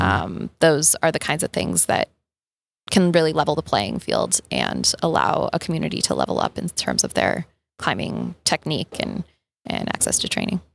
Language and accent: English; Boulder, Colorado, United States; I'm from Boulder, Colorado, and my connection to the outdoors, despite growing up in Boulder